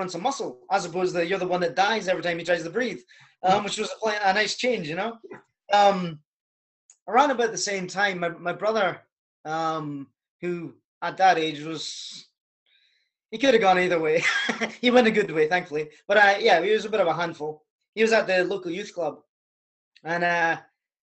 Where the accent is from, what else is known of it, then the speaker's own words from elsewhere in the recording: Scotland, United Kingdom; also born or lived in Canada; my accent doesn't sound like it now. I'm actually Canadian. So when I was 5 or 6 years old, moved to the country in Scotland